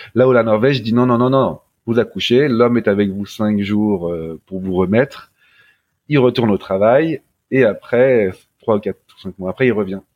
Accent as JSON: {"language": "French", "town": "Paris", "region": "Île-de-France", "country": "France", "also_born_or_lived": "Norway", "said": "je suis un petit Parisien"}